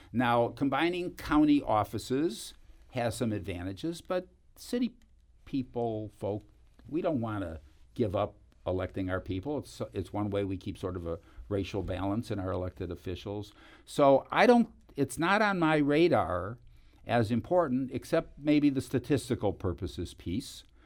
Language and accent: English; Cleveland, Ohio, United States; moved away; I come from Cleveland